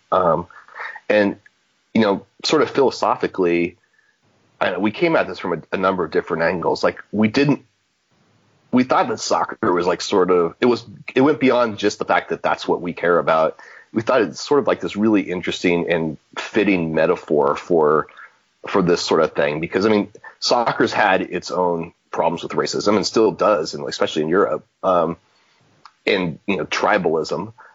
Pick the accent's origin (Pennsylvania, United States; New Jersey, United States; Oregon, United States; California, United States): Oregon, United States; Portland; moved away as an adult; now in Lexington, United States; I am from Portland originally. Um, grew up there